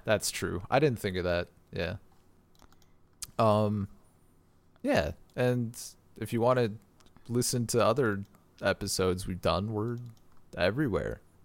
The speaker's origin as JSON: {"language": "English", "country": "United States", "said": "I'm American"}